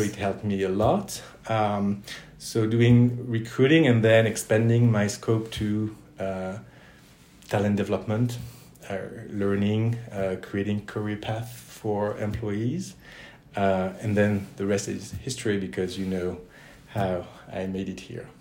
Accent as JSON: {"language": "English", "town": "Toulouse", "region": "Occitania", "country": "France", "also_born_or_lived": "United States", "moved": "as an adult", "said": "I'm originally from France, mm-hmm. from southwest France, from Toulouse."}